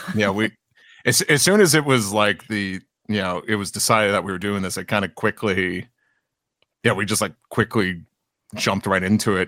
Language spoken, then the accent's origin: English; New York City, New York, United States; as a New Yorker too